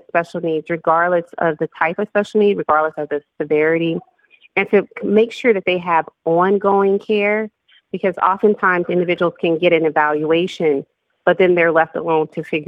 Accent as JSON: {"language": "English", "region": "Louisiana", "country": "United States", "tie": "born or raised there", "said": "I grew up in Louisiana"}